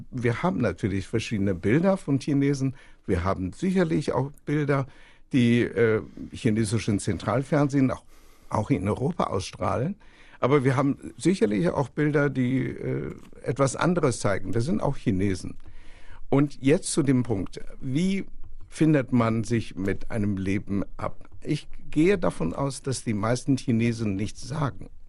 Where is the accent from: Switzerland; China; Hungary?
China; Ich erinnere mich noch, ich komme aus China